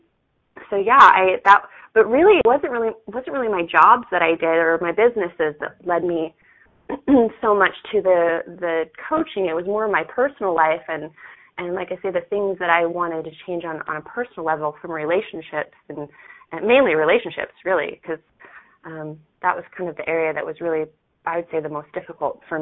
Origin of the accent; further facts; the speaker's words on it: Salt Lake City, Utah, United States; I was born and raised in Salt Lake City, Utah. Yeah, and I actually still live here.